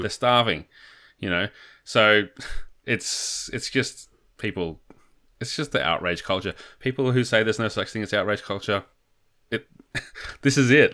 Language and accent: English; Australia; as an Australian